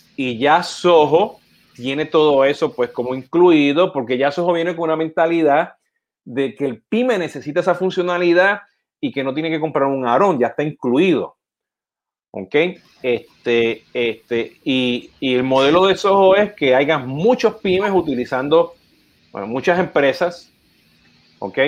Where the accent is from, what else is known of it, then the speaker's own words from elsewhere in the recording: Puerto Rico; now in United States; yo siendo puertorriqueño